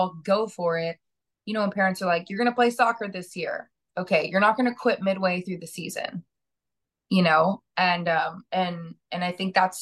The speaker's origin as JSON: {"language": "English", "region": "Kansas", "country": "United States", "tie": "born or raised there", "also_born_or_lived": "New Jersey", "moved": "as an adult", "lives_now": "New York, United States", "said": "I was born in Jersey. And then moved to Kansas as a kid. So, you know, so I grew up, you know, 18, 20 years in the Midwest."}